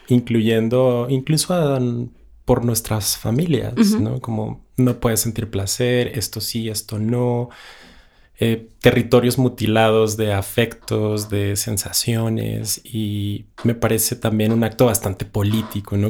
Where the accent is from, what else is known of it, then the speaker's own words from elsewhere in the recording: Ciudad Juárez, Chihuahua, Mexico; moved away as an adult; now in Mexico City, Mexico; yo soy de Ciudad Juárez, Chihuahua, la frontera más fabulosa y bella del mundo